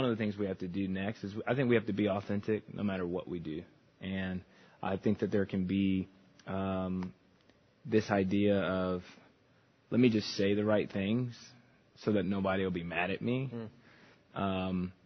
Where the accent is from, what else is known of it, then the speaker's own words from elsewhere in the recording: Chicago, Illinois, United States; growing up in the Chicagoland area, I went to a private school